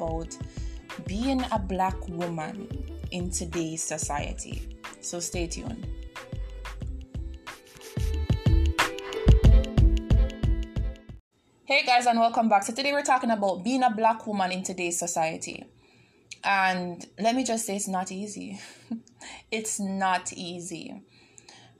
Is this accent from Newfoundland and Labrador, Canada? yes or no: no; Toronto, Ontario, Canada; I'm from Toronto